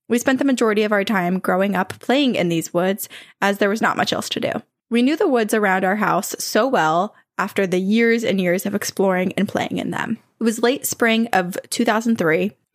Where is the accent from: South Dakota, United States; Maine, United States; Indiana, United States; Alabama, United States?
Alabama, United States; Growing up in Alabama, that seemed like a very believable thing, so we actually listened to our parents on that matter.